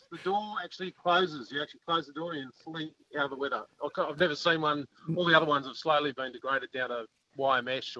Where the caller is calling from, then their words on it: Lower Hawkesbury River, New South Wales, Australia; I'm just calling from the Lower Hawkesbury River.